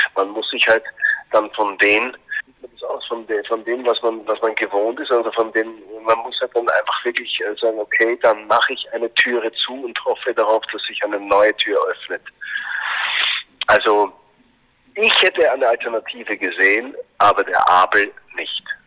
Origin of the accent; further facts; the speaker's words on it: Austria; wir als Österreicher